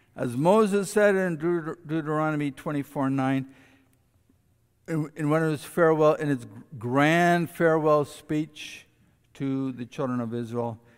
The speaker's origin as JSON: {"language": "English", "country": "Canada", "said": "we as Canadian citizens"}